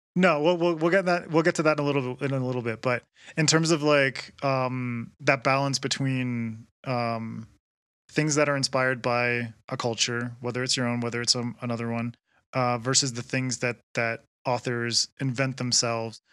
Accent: Canada; now in Quito, Ecuador; I'm from Canada and I live in Ecuador

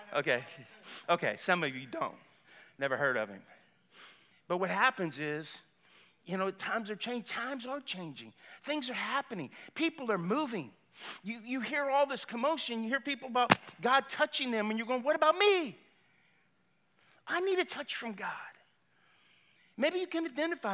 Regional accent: Lafayette, Louisiana, United States; I grew up in Lafayette, I went to Cathedral Carmel.

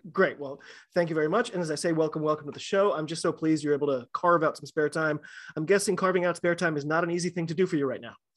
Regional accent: United States; I'm an American rugby fan

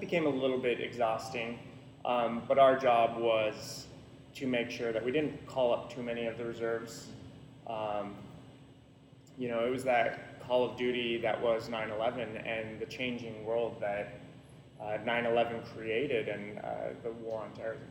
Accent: Salem, Oregon, United States; I grew up here in Salem

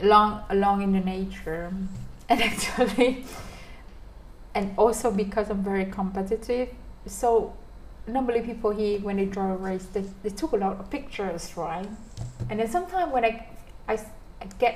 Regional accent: Vietnam

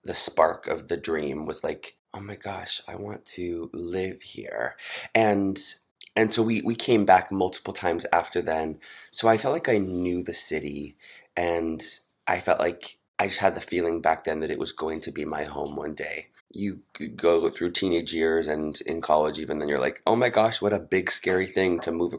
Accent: Utah, United States; moved away as an adult; now in New York City, United States; I was born and raised in Utah, the youngest of seven

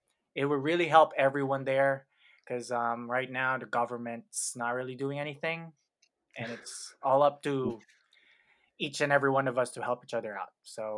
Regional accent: Philippines; now in United States; where we chat, laugh, and pour our hearts out about being Filipino millennials here in the US.

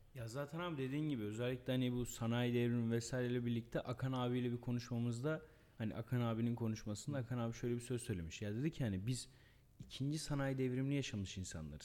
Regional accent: Erzurum, Turkey; bir Erzurumlu olarak bir Anadolu olarak

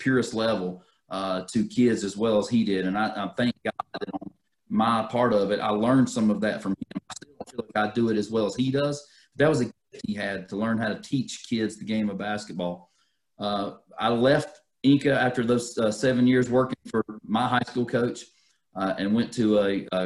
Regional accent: North Carolina, United States; I'm from North Carolina

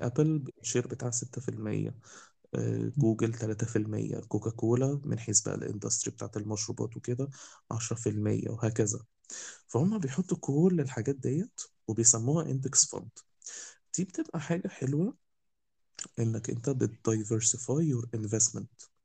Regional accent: Egypt; عندنا في مصر

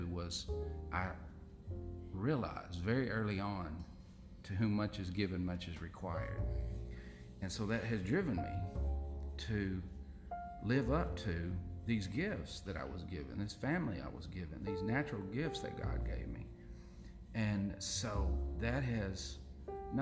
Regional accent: Fort Smith, Arkansas, United States; we grew up in Fort Smith

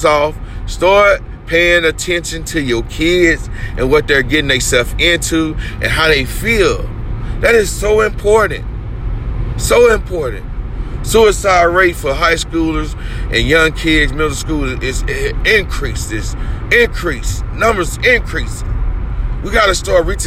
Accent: United States; we as American people

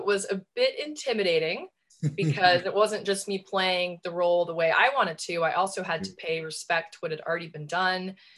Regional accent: Nebraska, United States; moved away as an adult; now in near New York City, United States; I'm from Nebraska originally.

